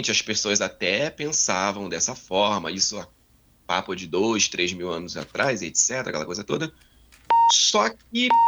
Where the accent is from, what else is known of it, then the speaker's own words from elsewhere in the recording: Rio de Janeiro, Brazil; also born or lived in Mato Grosso do Sul / Minas Gerais; now in Osasco, Brazil; Não, eu sou natural do Rio de Janeiro, já morei em Mato Grosso do Sul, já morei em Minas Gerais, já rodei quase o Brasil inteiro aí.